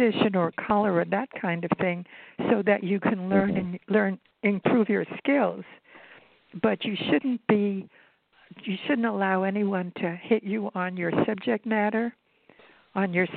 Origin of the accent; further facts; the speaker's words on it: New York City, New York, United States; also born or lived in Ithaca, New York / Urbana, Illinois / Manhattan; In New York City, yes. I was born in Brooklyn